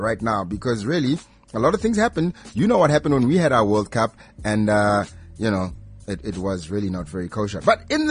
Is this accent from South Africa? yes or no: yes; South Africa; I'm from Harangua as well